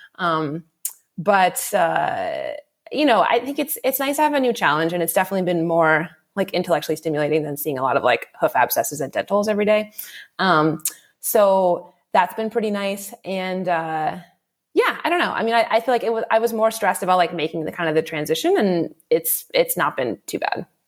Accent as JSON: {"language": "English", "area": "D.C.", "region": "East Coast", "country": "United States", "tie": "born or raised there", "also_born_or_lived": "Ontario, Canada", "moved": "as an adult", "said": "I'm uh, American originally. Um, I grew up on the East Coast uh, of the US, right outside the capital, Washington, D.C."}